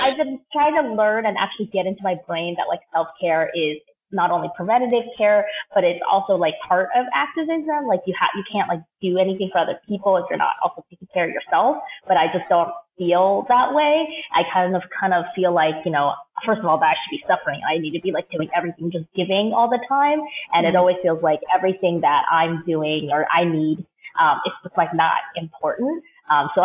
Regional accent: Seattle, Washington, United States; moved away as an adult; also born or lived in New York; I grew up in Seattle, so came to New York

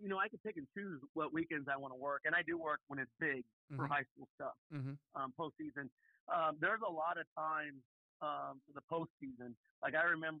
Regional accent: Brownsburg, Indiana, United States; moved away as an adult; also born or lived in Hazard; now in Terre Haute, United States; growing up in Brownsburg

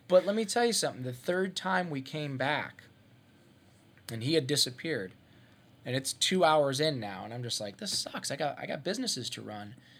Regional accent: Ohio, United States; moved away; I'm from Ohio. I grew up in Ohio

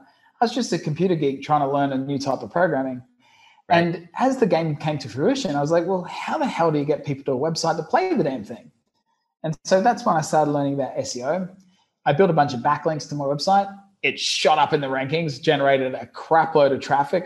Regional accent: Brisbane, Queensland, Australia; I'm I'm originally from Brisbane, Australia, a, a country boy

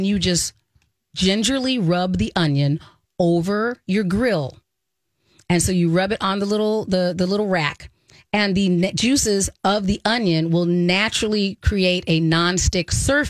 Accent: Minnesota, United States; as a Minnesotan. Yeah. We don't get a lot of outdoor time.

